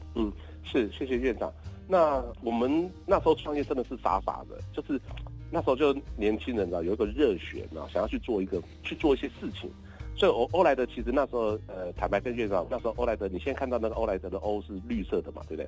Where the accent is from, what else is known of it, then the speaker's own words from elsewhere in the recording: Kaohsiung, Taiwan; 我小时候是台凤山出生的